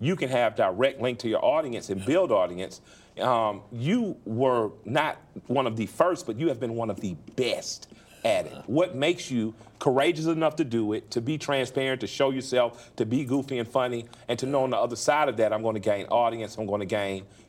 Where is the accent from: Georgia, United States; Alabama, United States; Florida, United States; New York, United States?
Georgia, United States; Atlanta; when I was young, so I grew up on the West Side